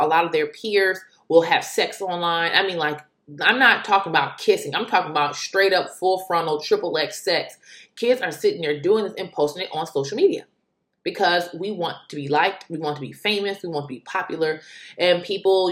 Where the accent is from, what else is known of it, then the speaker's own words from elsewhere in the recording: United States; being an American